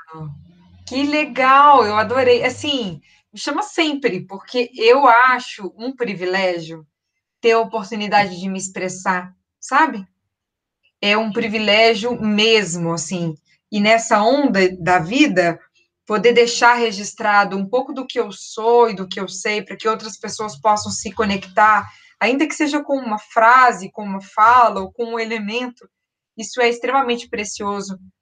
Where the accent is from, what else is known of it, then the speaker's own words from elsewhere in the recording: Belo Horizonte, Minas Gerais, Brazil; also born or lived in Rio de Janeiro; eu nasci no Rio, tenho, fui criada em terras mineiras